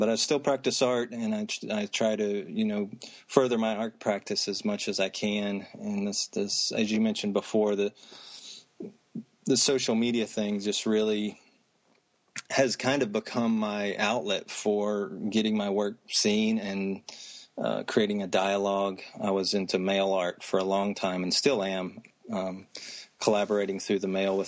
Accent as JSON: {"language": "English", "town": "Anderson", "region": "South Carolina", "country": "United States", "tie": "born or raised there", "also_born_or_lived": "Maryland", "moved": "as an adult", "said": "I grew up outside of Greenville, South Carolina, in Anderson, South Carolina"}